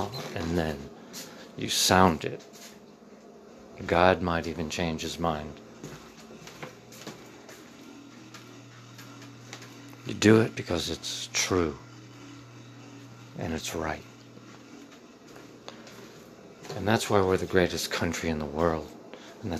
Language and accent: English; Middletown, United States; the racism I felt growing up in Middletown was from the adults and not the kids